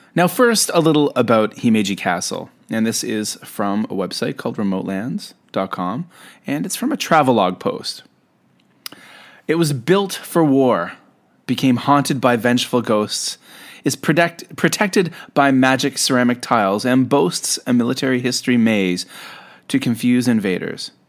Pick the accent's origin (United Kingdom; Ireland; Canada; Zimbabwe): Canada; also born or lived in Japan; I'm a Canadian who lived in Japan for quite some time